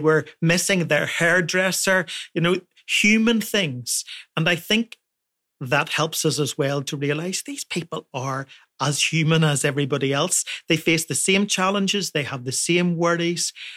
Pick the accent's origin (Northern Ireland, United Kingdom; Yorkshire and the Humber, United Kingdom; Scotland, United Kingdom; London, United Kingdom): Northern Ireland, United Kingdom; Portadown; my hometown of Portadown